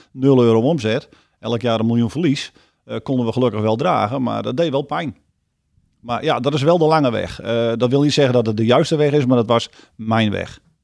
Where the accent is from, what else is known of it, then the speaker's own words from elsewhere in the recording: Friesland, Netherlands; ik ben een Fries